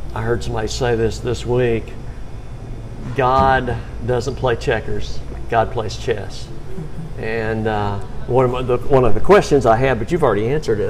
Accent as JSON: {"language": "English", "town": "Birmingham", "region": "Alabama", "country": "United States", "tie": "born or raised there", "said": "I'm from Birmingham"}